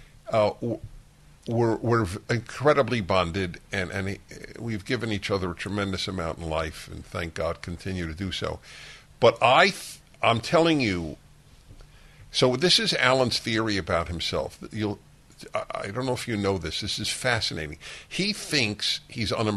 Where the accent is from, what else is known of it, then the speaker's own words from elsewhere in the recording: United States; I am an American, a Jew, a male, a white